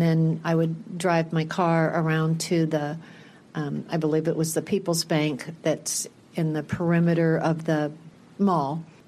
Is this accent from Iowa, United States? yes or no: yes; Cedar Rapids, Iowa, United States; Cedar Rapids, Iowa.